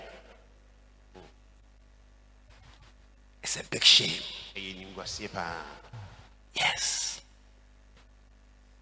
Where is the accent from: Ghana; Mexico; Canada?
Ghana